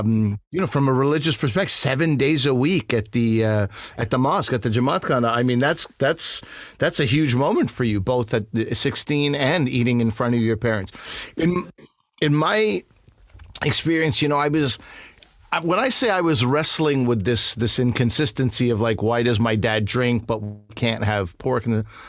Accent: Montreal, Quebec, Canada; I'm from Montreal.

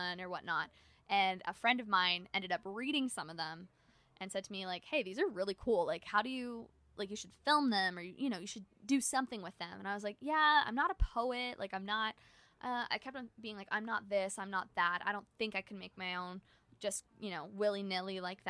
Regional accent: Canada; I'm Canadian.

